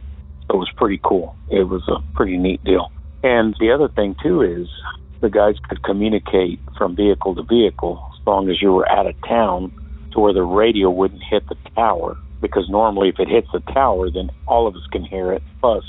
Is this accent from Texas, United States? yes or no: yes; Odessa, Texas, United States; I'm originally from West Texas, Odessa specifically.